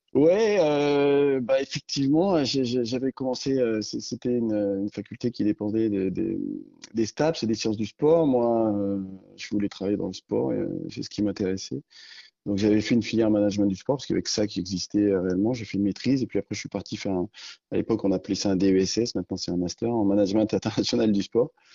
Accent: Sancy, Auvergne-Rhône-Alpes, France; j'ai grandi dans le Sancy, donc au milieu de la nature

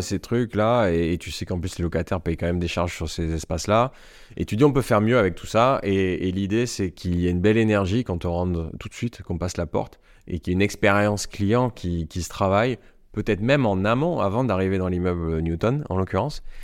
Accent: Marseille, Provence-Alpes-Côte d'Azur, France; accent: Marseille; moved away as an adult; also born or lived in Paris; un entrepreneur marseillais

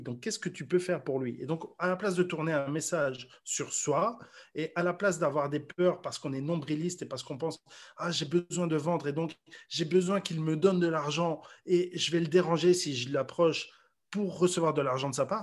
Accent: Mons, Wallonia, Belgium; moved away as an adult; also born or lived in Brussels, Belgium; now in Paris, France; moi je suis natif de Mons

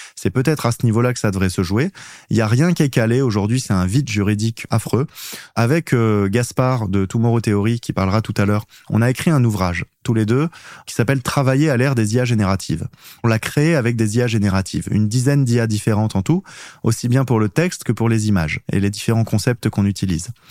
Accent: Auxerre, Bourgogne-Franche-Comté, France; je suis pas très loin, je suis d'Auxerre.

